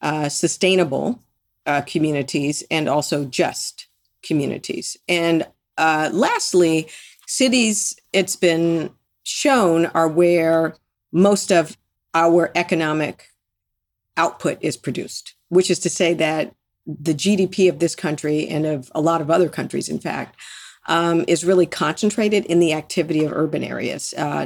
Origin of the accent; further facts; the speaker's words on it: Detroit, Michigan, United States; also born or lived in Miami; I was born in Detroit, raised partly there in Miami.